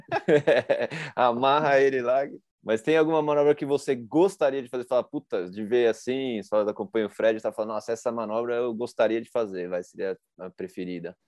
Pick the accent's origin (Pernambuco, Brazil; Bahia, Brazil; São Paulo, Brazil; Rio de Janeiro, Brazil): São Paulo, Brazil; eu sou de São Paulo